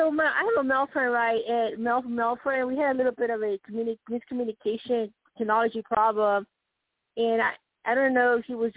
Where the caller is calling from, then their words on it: Colorado, United States; …, Colorado.